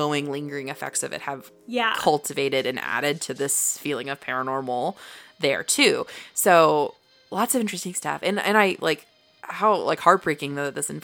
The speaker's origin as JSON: {"language": "English", "country": "United States", "tie": "born or raised there", "said": "growing up in the United States"}